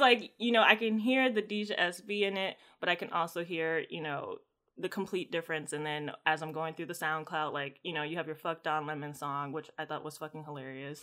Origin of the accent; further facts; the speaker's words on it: United States; I'm American